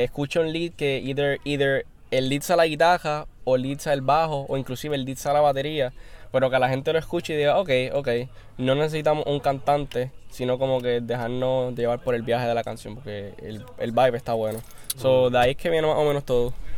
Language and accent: Spanish; Aguadilla, Puerto Rico; Kelvin y yo somos de Aguadilla